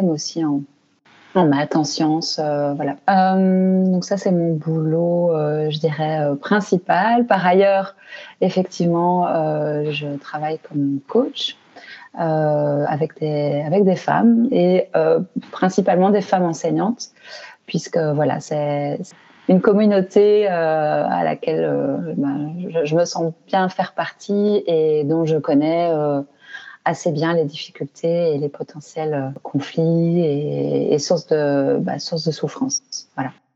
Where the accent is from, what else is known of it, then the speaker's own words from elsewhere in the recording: Belgium; je suis belge, hein, donc j'habite en Belgique